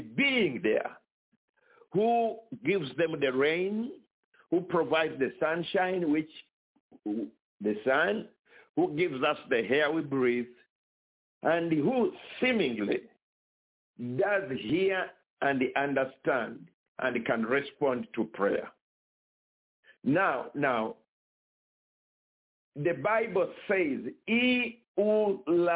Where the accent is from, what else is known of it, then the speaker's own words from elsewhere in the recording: Kampala, Central Region, Uganda; moved away as an adult; also born or lived in China; I was born in Uganda, East Africa, in the city called Kampala. That's where I went to school